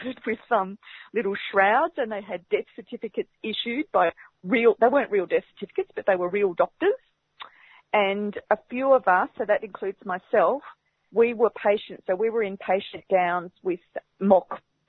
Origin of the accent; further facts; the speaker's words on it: Barham, New South Wales, Australia; now in Melbourne, Australia; I grew up on Barabarapa land, up at Barham, just like you said, up on the Murray River